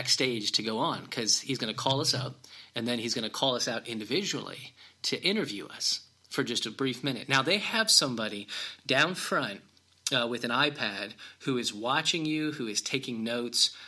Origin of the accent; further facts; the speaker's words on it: Illinois, United States; I'm from Illinois.